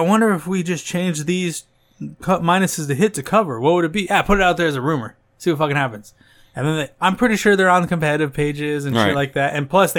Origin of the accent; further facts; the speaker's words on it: United States; We're just American.